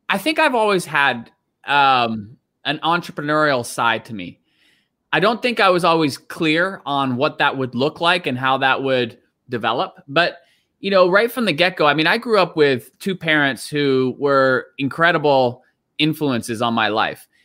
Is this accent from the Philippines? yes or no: no; Canada; also born or lived in Gravesend, Kent, England; I was born in Gravesend, Kent, and lived there till I was six years old. And, and then you traveled to, to Canada? Yeah, then my family, we moved to Canada.